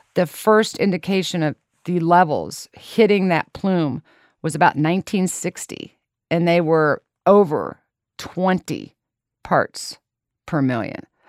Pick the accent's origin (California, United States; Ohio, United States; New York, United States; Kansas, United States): Kansas, United States; Lawrence; I was born and raised in Lawrence, Kansas